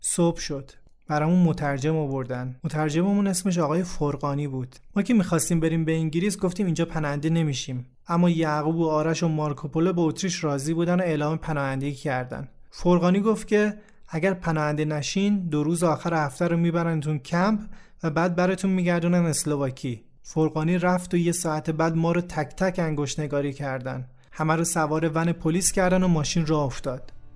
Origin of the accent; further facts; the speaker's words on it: Iran; moved away; ما ایرانی هستیم نه عراقی